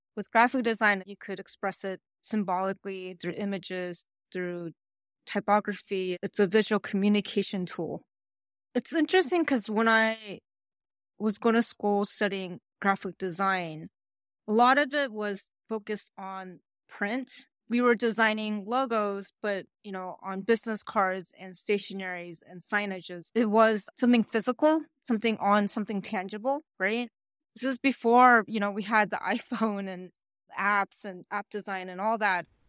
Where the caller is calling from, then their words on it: Honolulu, Hawaii, United States; also born or lived in New York; I'm calling from Honolulu, Hawaii